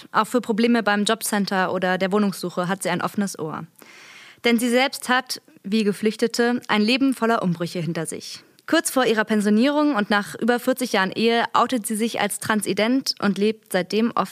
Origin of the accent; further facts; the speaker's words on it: Berlin, Germany; ich bin 20 und komme aus Berlin.